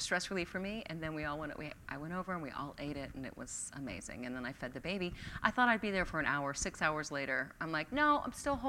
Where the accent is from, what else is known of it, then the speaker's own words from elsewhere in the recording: Philadelphia, Pennsylvania, United States; moved away as an adult; also born or lived in Milwaukee, Wisconsin / Maine; now in Portland, United States; I'm a transplant. I grew up in Philadelphia and then moved all over the country with radio and then made it out here.